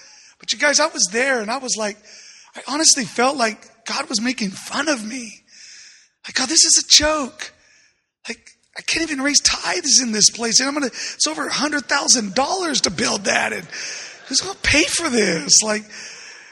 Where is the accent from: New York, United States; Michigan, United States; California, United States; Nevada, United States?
California, United States; San Diego; I'm from San Diego